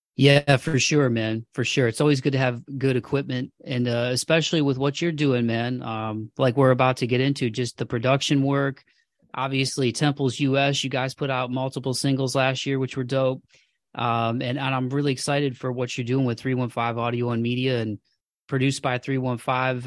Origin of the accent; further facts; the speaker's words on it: Toledo, Ohio, United States; moved away; winters are, uh, pretty, pretty gnarly in Toledo, man. That's the one thing I miss about my hometown